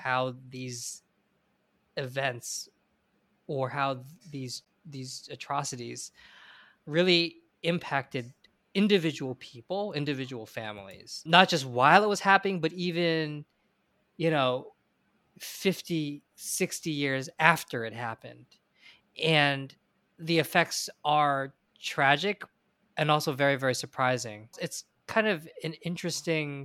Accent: United States; I'm Chinese American, American educated

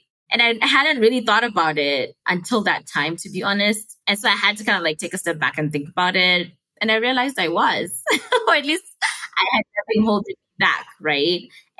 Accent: Harare, Zimbabwe; first language Shona; English is a second language; moved away as an adult; also born or lived in United States; now in Kigali, Rwanda; I am from Harare, Zimbabwe, born and raised. Where I'm local, I'm currently based in Kigali, Rwanda, and I've been based here for over 4 years now, going on 5. So in a way, I guess I feel local in Kigali

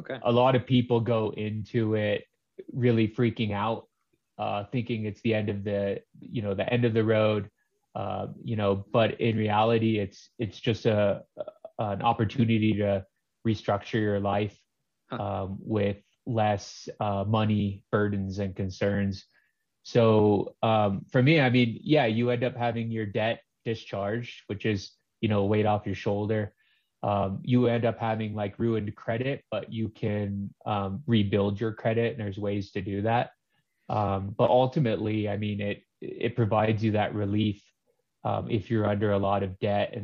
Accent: Los Alamos, New Mexico, United States; I'm from Los Alamos, New Mexico. My float center was Float Los Alamos

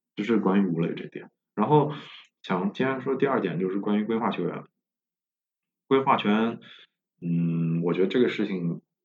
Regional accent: China; 他们当地人看到我是中国人

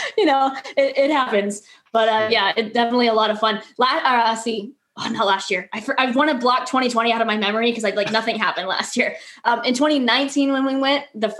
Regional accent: Florida, United States; we're from Florida.

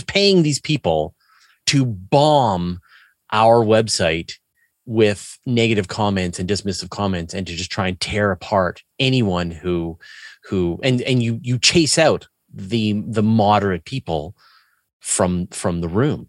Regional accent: Canada; me being Canadian

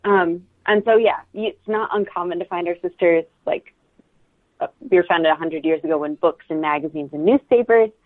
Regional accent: Maryland, United States; I grew up in Maryland, kind of in a farming area

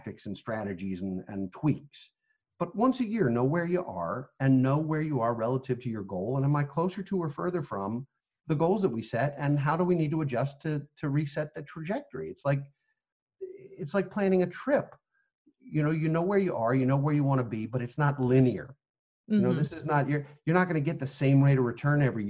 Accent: United States; as American people

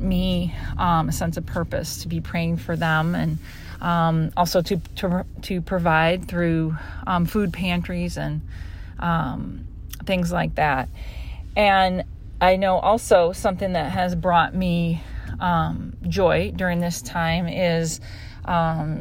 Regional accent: Chicago, Illinois, United States; I'm from Chicago.

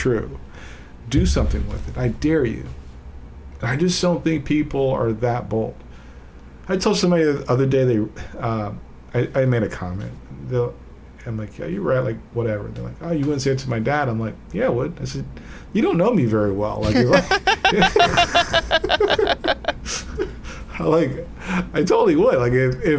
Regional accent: United States; I am an American, and I am, like, I acknowledge the fact I'm an American

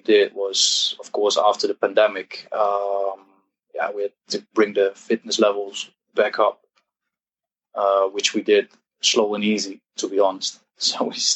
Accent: Eindhoven, North Brabant, Netherlands; I'm Dutch, 29 years old. I'm from Eindhoven, from the south of the Netherlands.

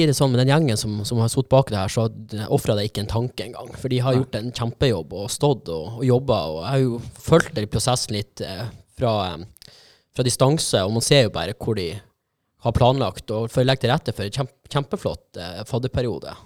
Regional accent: Fauske, Nordland, Norway; now in Bodø, Norway; jeg kommer jo fra Fauske

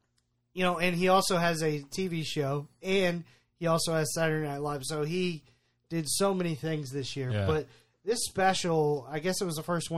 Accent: United States; I love being American

